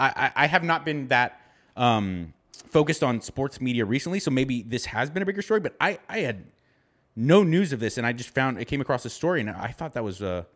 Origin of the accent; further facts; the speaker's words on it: Los Angeles, California, United States; I grew up in Southern California in the Los Angeles County. And I remember I was a little boy